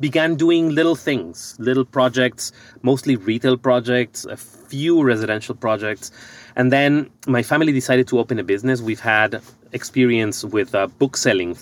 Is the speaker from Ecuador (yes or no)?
yes; Ecuador; moved away as an adult; now in United States; I'm originally from Ecuador